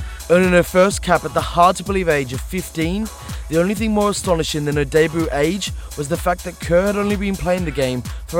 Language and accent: English; Australia; I'm Australian.